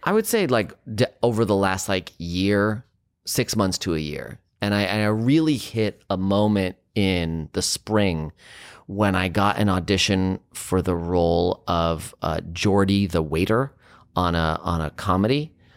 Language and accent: English; San Francisco, California, United States; growing up in San Francisco